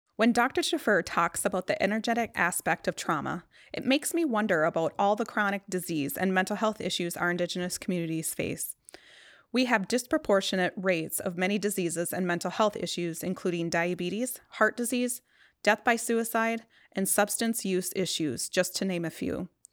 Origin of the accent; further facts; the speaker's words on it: Pine County, Minnesota, United States; I'm still very much connected to my hometown, which is in Pine County.